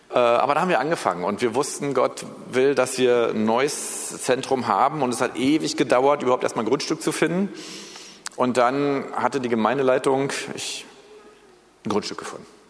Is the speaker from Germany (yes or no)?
yes; Germany; also born or lived in United States; Wir sollen als Deutsche